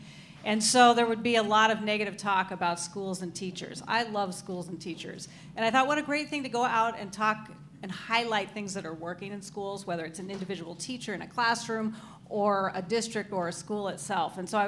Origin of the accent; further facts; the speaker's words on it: Oregon, United States; moved away as an adult; also born or lived in Arizona / Texas / California; now in Minnesota, United States; I was born in Arizona, and I spent my formative years until I was 18 in Oregon. Mm-hmm. Went to college there for a couple of years. Went to the University of Texas, graduated from there.